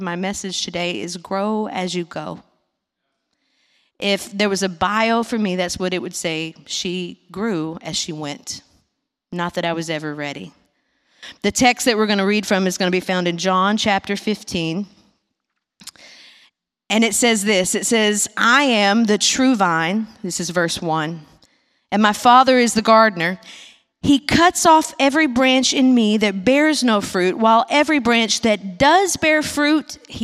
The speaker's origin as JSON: {"language": "English", "town": "Big Sandy", "region": "Tennessee", "country": "United States", "tie": "born or raised there", "also_born_or_lived": "Nashville, Tennessee", "moved": "as an adult", "said": "I'm from a little town called Big Sandy, Tennessee, that has 500 people in it"}